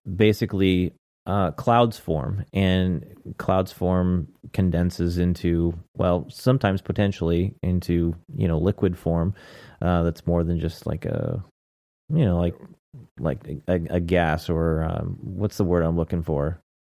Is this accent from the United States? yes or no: yes; United States; I'm an American